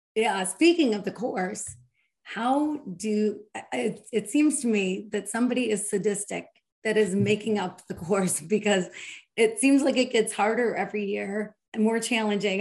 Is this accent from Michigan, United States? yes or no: yes; Michigan, United States; I'm from Michigan